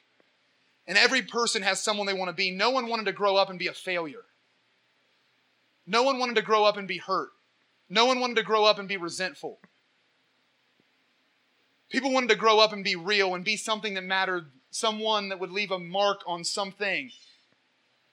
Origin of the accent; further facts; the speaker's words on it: Portsmouth, Ohio, United States; accent: hick; And I'm from Portsmouth